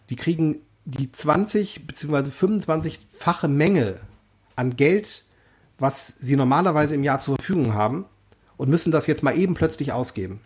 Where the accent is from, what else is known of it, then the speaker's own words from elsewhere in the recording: North Rhine-Westphalia, Germany; wir kommen beide aus NRW